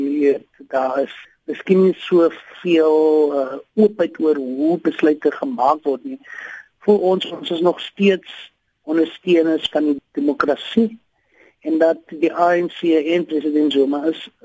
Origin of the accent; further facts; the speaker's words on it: South Africa; as Suid-Afrikaners